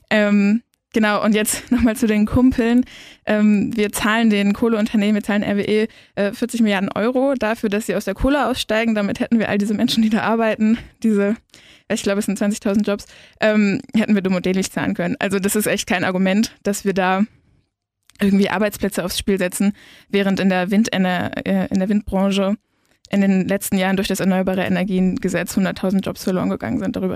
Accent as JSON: {"language": "German", "region": "Bremen", "country": "Germany", "lives_now": "Ulm, Germany", "said": "ich komme ursprünglich aus Bremen und bin da auch in einer relativ ähm, linken Gruppe gewesen, jetzt hier in Ulm auch genauso."}